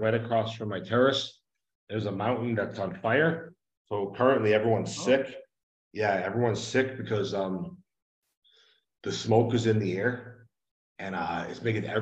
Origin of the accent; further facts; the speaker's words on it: Northeast, United States; moved away as an adult; now in Mexico; I'm from the Northeast